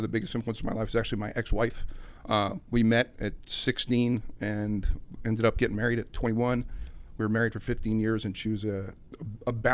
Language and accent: English; New Jersey, United States; Right outside New York City in North Jersey.